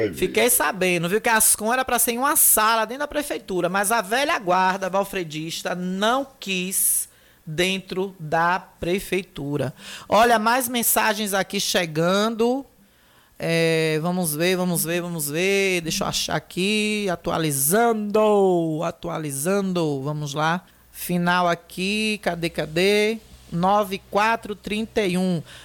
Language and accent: Portuguese; Feira de Santana, Bahia, Brazil; now in Riachão do Jacuípe, Brazil; na minha certidão de nascimento eu nasci em Feira de Santana